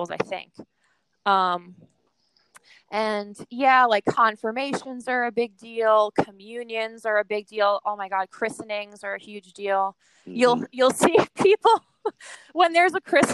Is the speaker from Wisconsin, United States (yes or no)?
no; New York City, New York, United States; I'm born and raised from Queens.